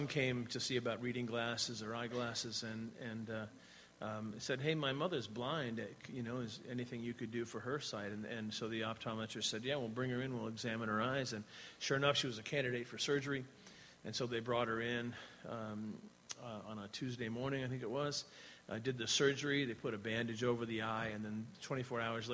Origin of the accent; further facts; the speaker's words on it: Laconia, New Hampshire, United States; moved away as an adult; also born or lived in New York / Virginia; now in New Zealand; We grew up here in the Laconia area